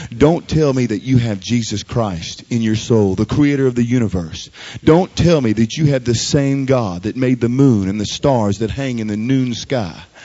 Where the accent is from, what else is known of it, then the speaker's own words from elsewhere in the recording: Baton Rouge, Louisiana, United States; I grew up here in Baton Rouge